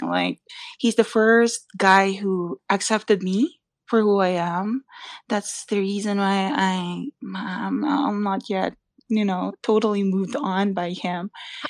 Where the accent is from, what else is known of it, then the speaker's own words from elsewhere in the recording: Philippines; I'm a Filipina and I have the heritage